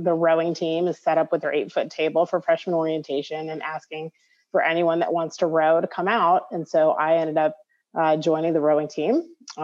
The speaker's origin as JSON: {"language": "English", "town": "Tampa", "region": "Florida", "country": "United States", "tie": "born or raised there", "also_born_or_lived": "upstate New York / Miami, Florida", "lives_now": "Las Vegas, United States", "said": "I was born in upstate New York, but when I was six, we moved to Tampa, Florida. So I grew up in Florida."}